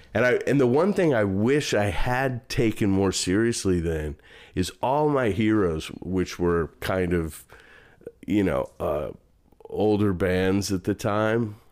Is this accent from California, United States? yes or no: no; St. Louis, Missouri, United States; moved away as an adult; also born or lived in Chicago; now in Dallas, United States; I grew up mostly in Saint Louis.